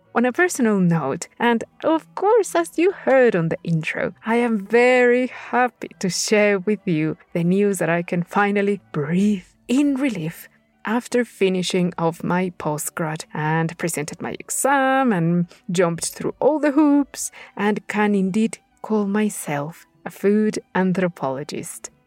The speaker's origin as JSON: {"language": "English", "region": "Puebla", "country": "Mexico", "tie": "born or raised there", "said": "my home state of Puebla"}